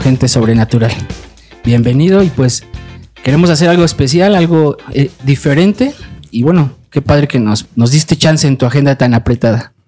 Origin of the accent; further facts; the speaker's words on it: Mexico; como mexicanos